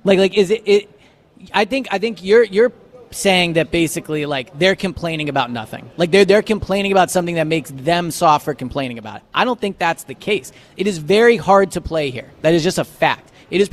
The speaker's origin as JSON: {"language": "English", "town": "Philadelphia", "region": "Pennsylvania", "country": "United States", "said": "I'm from Philadelphia."}